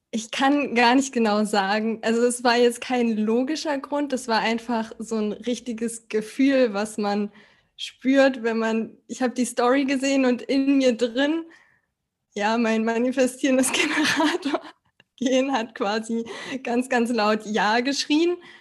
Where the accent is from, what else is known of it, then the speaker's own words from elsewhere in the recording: Berlin, Germany; ich komme aus Berlin und bin noch 31